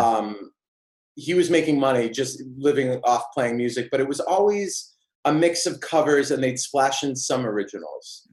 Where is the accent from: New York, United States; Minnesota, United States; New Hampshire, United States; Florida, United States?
New Hampshire, United States; Auburn; I grew up in New Hampshire, uh, a really small town called, called Auburn